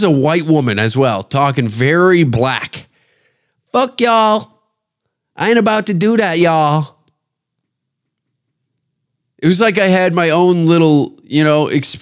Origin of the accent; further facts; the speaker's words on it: Canada; I'm Canadian